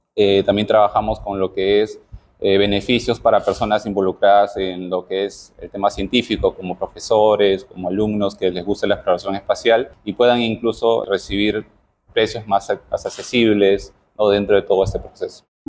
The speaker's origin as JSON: {"language": "Spanish", "country": "Peru"}